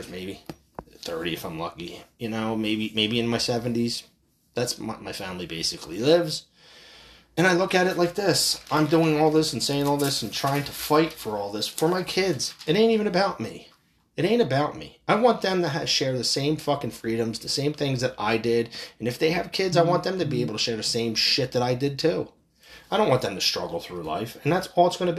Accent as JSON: {"language": "English", "country": "United States", "said": "As American people"}